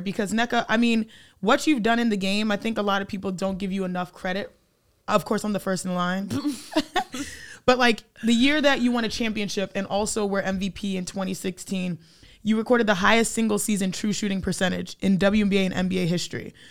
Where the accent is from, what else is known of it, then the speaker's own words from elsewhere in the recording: Cypress, Texas, United States; Growing up in Cypress, Texas, watching Space Jam